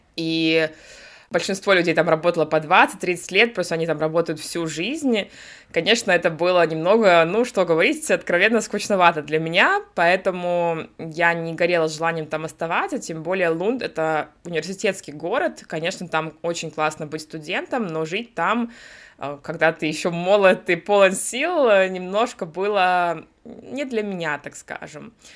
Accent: Russia; moved away as an adult; also born or lived in United States / Sweden; now in Berlin, Germany; я из России, да, далеко не с юга

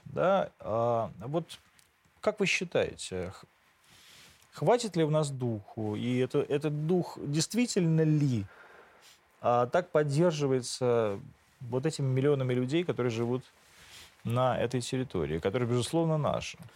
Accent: Moscow, Russia; also born or lived in Rivne, Ukraine; Я не из Ровно, я из Москвы. Я приехал туда с отцом.

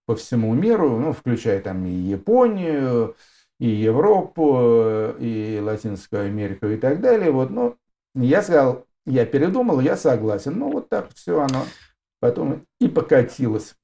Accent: Yaroslavl, Yaroslavl Oblast, Russia; Я тоже уроженец города Ярославля

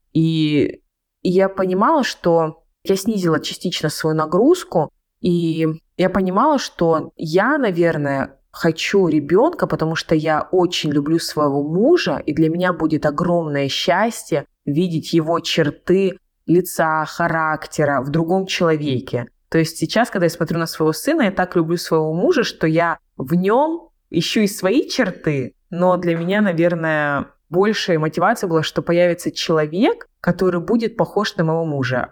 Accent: Krasnodar Krai, Russia; я родом с Кубани

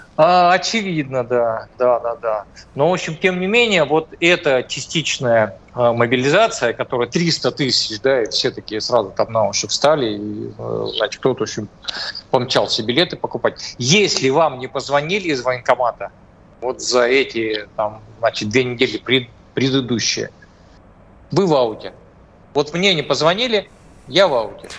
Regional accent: Cis-Urals, Russia; я из Придуралья, да, значит, э, Урал, наверное, более суровый

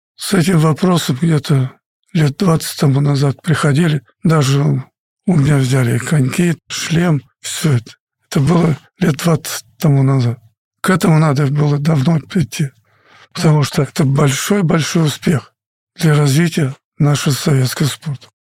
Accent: Russia; Мы играли за страну, где ты родился, где мне дали путевку жить

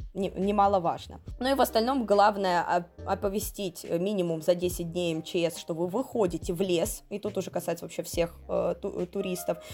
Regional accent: Tomari, Sakhalin Oblast, Russia; в моем родном городе Тамари

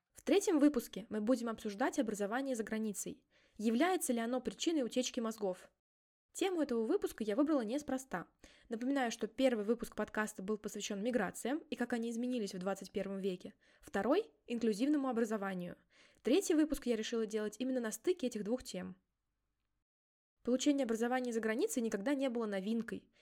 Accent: Mordovia, Russia; я сама из Республики Мордовия

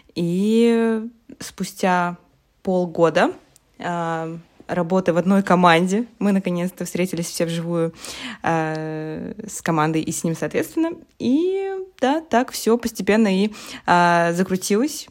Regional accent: Russia; moved away as an adult; now in Poland; я вообще из России, но вот три года, а, как уже переехала в Польшу

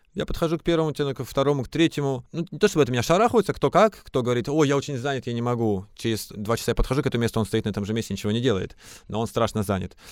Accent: Krasnoyarsk Krai, Russia; now in Moscow, Russia; Я сам вырос в горах в Красноярском крае

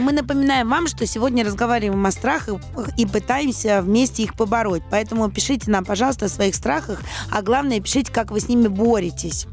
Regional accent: Saint Petersburg, Russia; я же вообще питерская, то есть мы-то там жили

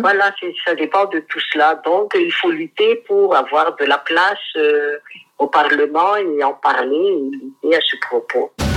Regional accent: Madagascar

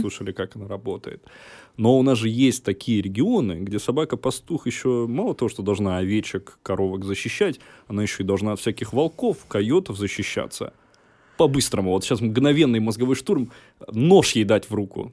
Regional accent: Rostov Oblast, Russia; я из Ростовской области, и, разумеется, у меня вся семья связана была с этим всегда

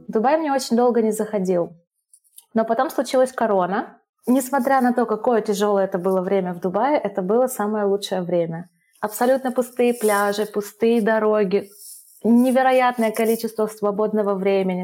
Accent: Russia; moved away as an adult; also born or lived in Ivano-Frankivsk, Ukraine / Sri Lanka / Dubai, United Arab Emirates / Brazil; мы жили там до моих трех лет, потом, когда распался Союз, через пару лет мы переехали э, в Россию к маминой семье

